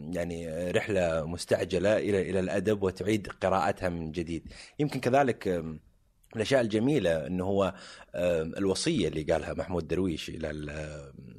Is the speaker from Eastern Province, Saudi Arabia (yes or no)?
yes; Jubail, Eastern Province, Saudi Arabia; انا من ابناء الجبيل الصناعيه